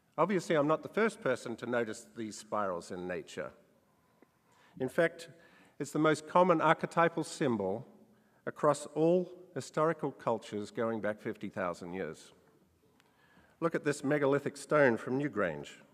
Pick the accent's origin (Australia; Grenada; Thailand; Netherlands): Australia; When I was a child growing up in Australia